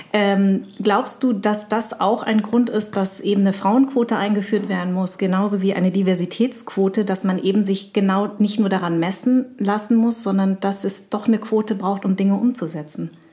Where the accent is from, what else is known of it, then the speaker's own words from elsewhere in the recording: Munich, Bavaria, Germany; in dieser Zeit bin ich in München ja auch groß geworden